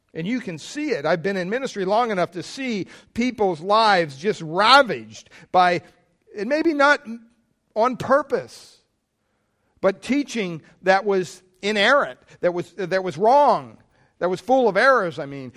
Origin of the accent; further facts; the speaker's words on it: Pennsylvania, United States; I grew up in Pennsylvania, big Catholic family